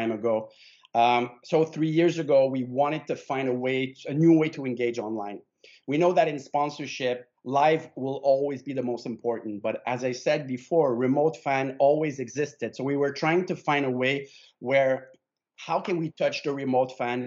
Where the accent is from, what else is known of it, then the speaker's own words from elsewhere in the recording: Canada; My family is Italian. I'm Canadian 100%